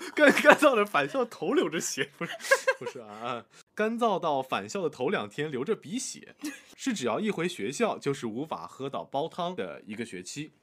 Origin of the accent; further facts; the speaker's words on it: Dongyang, Zhejiang, China; also born or lived in Jiaxing; 我老家东阳